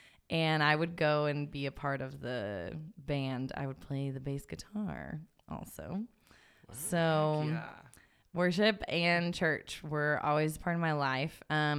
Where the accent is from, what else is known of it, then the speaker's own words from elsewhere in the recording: Idaho, United States; And then since I was from Idaho, I ended up coming back and being a student at Northwest Nazarene University, which is here in Nampa.